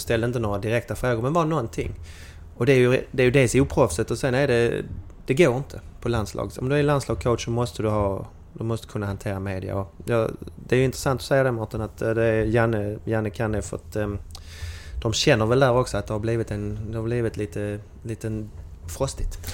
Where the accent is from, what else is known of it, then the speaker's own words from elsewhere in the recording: Malmö, Skåne, Sweden; hallå hallå från arbetarstaden Malmö